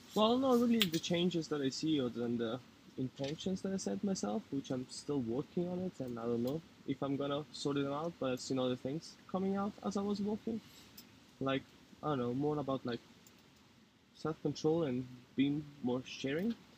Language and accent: English; Italy; now in Oslo, Norway; I'm from Italy. I'm half French